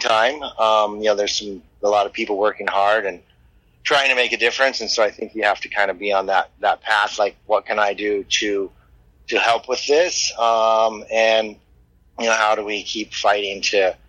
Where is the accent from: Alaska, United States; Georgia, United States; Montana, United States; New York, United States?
Alaska, United States; also born or lived in Anchorage, Alaska; I was raised in Alaska in a little native village in western Alaska with maybe 100 people.